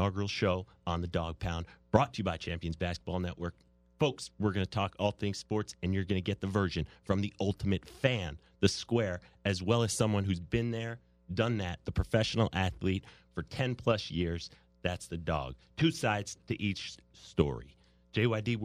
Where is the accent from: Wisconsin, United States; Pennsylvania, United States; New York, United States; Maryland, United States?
New York, United States; I grew up in New York